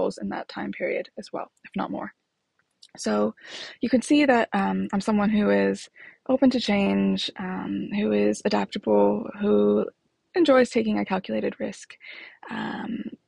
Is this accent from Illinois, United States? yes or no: yes; Chicago, Illinois, United States; moved away as an adult; now in London, United Kingdom; I was born in Chicago. I live in London.